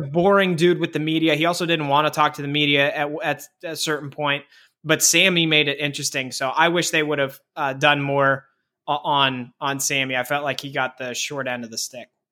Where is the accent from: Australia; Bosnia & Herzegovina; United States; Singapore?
United States; Pittsburgh, Pennsylvania; growing up in Pittsburgh